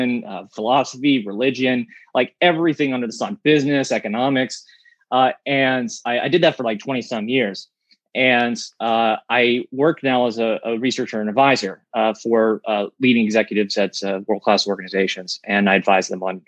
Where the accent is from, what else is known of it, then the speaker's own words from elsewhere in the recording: Pittsburgh, Pennsylvania, United States; I'm from Pittsburgh